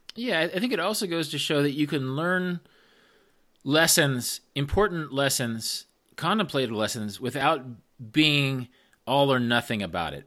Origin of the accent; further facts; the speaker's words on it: Midwest, United States; moved away as an adult; also born or lived in the American West; I'm from the Midwest, but I went to college in the West